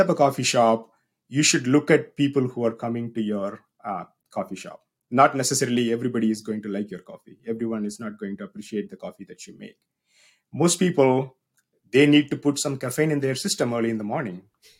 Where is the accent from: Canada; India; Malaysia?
India; South India; moved away as an adult; now in United States; So if you cannot tell already, I'm from South India. I was born and grew up in South India. I moved to the United States back in 2009 for my graduate school here at Mississippi State University.